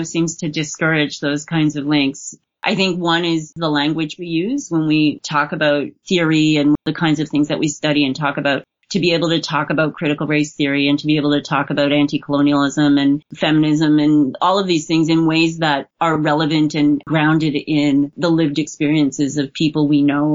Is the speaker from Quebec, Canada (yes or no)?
yes; Montreal, Quebec, Canada; I wasn't born here, but I'm from Montreal. I've lived the vast majority of my life here.